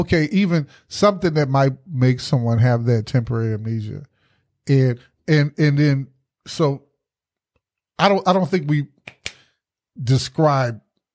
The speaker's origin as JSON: {"language": "English", "region": "the South", "country": "United States", "tie": "born or raised there", "said": "And I said, Mama, because being born and raised in the South, it'll mess with you."}